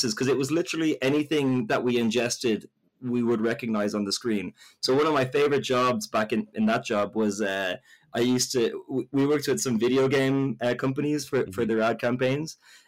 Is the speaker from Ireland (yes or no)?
yes; Ireland; So I'm Irish